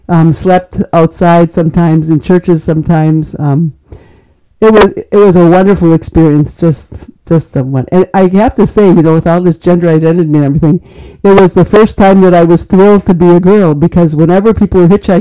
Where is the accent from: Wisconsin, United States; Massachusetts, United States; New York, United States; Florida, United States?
Wisconsin, United States; Manitowoc; I grew up in Manitowoc, so I'm local, born and bred